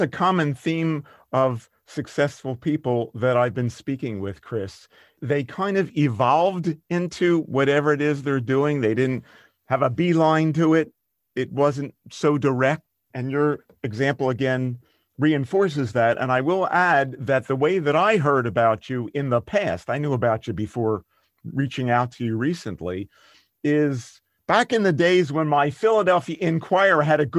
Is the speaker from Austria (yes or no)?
yes; Vienna, Austria; now in Germany; that was another benefit of growing up in Vienna and moving to Germany.